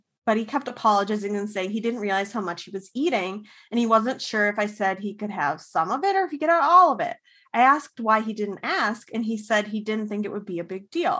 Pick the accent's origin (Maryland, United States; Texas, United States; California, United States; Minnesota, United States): Minnesota, United States; As a Minnesotan